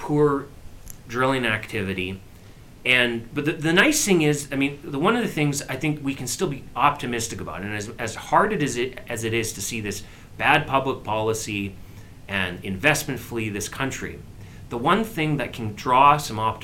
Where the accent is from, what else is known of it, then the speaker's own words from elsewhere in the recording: Alberta, Canada; as a Canadian, as an Albertan, as a Western Canadian